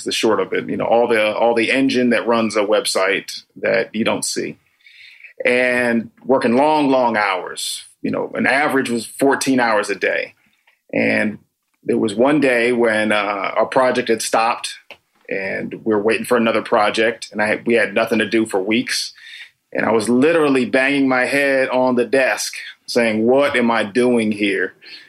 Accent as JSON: {"language": "English", "town": "Danbury", "region": "Connecticut", "country": "United States", "lives_now": "Los Angeles, United States", "said": "Originally, I'm from Danbury, Connecticut."}